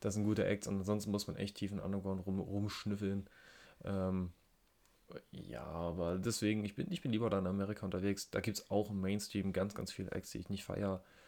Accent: Germany; Ich komme auch ebenfalls aus der Nähe von Berlin

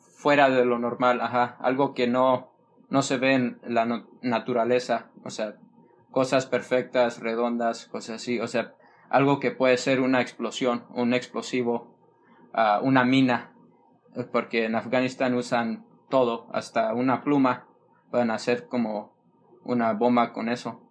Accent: California, United States; yo nací en California, en Estados Unidos

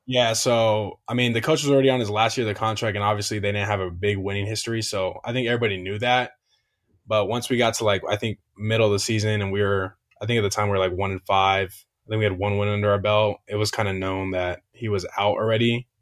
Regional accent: Hesperia, California, United States; I'm from Asperia, California

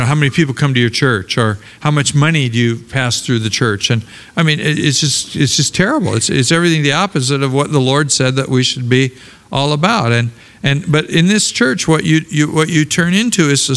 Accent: Portland, Oregon, United States; moved away; also born or lived in Los Angeles, California; I grew up in Portland, Oregon

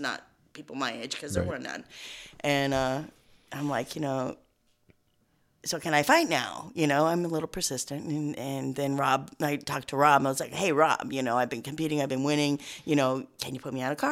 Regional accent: Boulder, Colorado, United States; I grew up in Boulder, Colorado

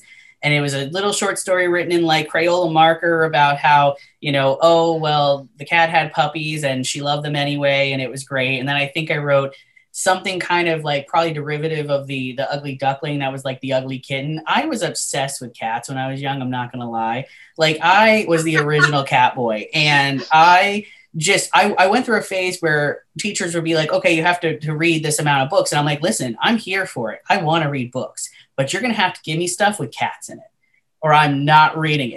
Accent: Southwest Florida, United States; moved away; also born or lived in Las Vegas; my hometown, you know, in Southwest Florida

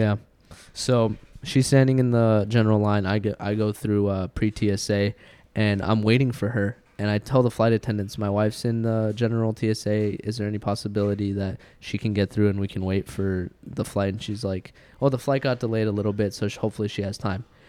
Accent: Washington, United States; moved away as an adult; now in California, United States; we grew up in Washington

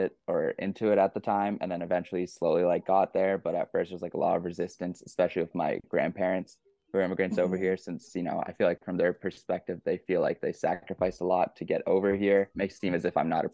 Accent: Georgetown, Ontario, Canada; I grew up in Georgetown, Ontario

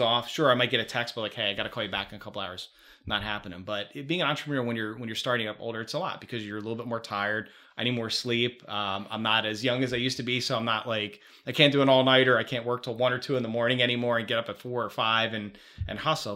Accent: Chicago, Illinois, United States; also born or lived in Philadelphia, Pennsylvania; I came from Philly to Chicago

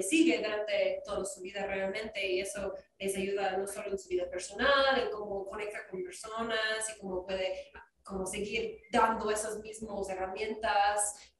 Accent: Wisconsin, United States; Spanish is a second language; moved away as an adult; now in Washington, D.C., United States; ah, yo soy originalmente de Wisconsin

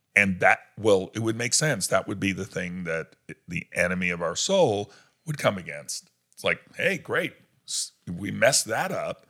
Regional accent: New York, United States; moved away; I grew up in New York

